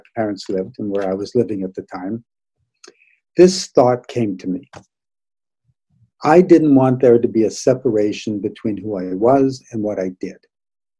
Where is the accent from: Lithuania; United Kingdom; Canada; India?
Canada; Toronto, Ontario; also born or lived in Saskatoon, Saskatchewan; Moved to Toronto when I was 7